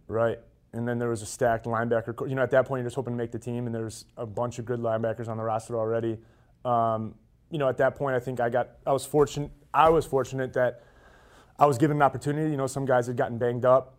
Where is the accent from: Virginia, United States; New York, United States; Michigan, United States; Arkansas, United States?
Michigan, United States; I'm from the Midwest, being from Michigan